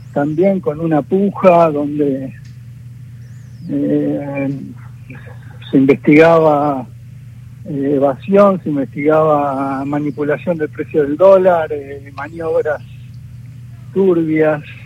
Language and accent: Spanish; Argentina; como argentinos